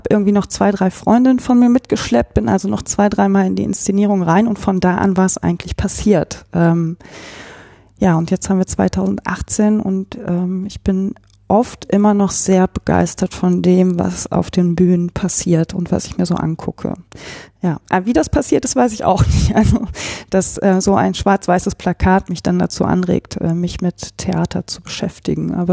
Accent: Remscheid, North Rhine-Westphalia, Germany; Also ich bin ja in Remscheid groß geworden, habe sehr lange auch in kleinen Städten gewohnt, lange auch in Leichling zum Beispiel

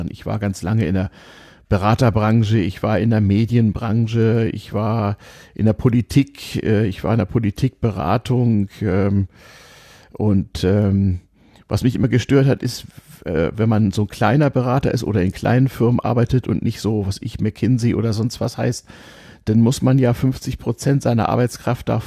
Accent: Hamburg, Germany; bin ich in Hamburg aufgewachsen bei zwei Großelternpaaren, die nicht weit voneinander weg wohnten

